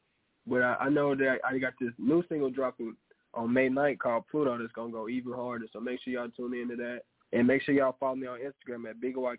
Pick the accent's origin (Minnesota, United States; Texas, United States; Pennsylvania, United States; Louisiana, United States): Louisiana, United States; Ooh, I'm from Louisiana. That's the only reason I would say the Pelicans